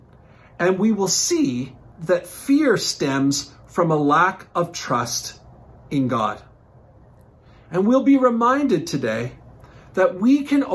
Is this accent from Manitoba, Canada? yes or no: no; Newfoundland and Labrador, Canada; growing up in Newfoundland